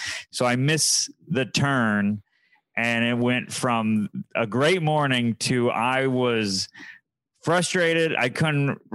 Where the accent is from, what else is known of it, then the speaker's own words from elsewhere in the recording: Syracuse, New York, United States; I'm from Syracuse where it's not gray one day out of the year